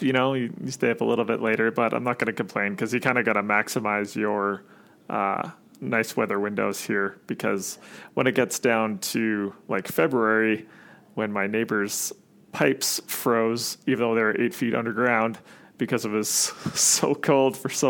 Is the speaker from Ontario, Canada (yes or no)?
no; Sherwood Park, Alberta, Canada; Born and raised more or less. Like there's a a small town just outside of Edmonton. Well, it's not that small. There's like 90,000 people in it now, but it's called Sher Park.